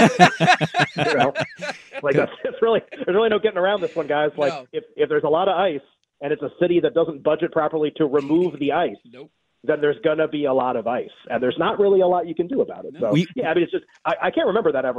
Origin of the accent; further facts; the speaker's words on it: New England, United States; also born or lived in Wisconsin; I was born in Wisconsin, but when I was very young, we moved to New England.